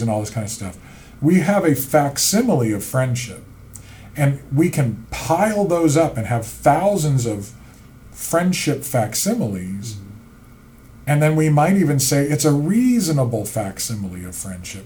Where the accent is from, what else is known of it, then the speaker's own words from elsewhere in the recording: Central Illinois, United States; growing up in Central Illinois and that farmland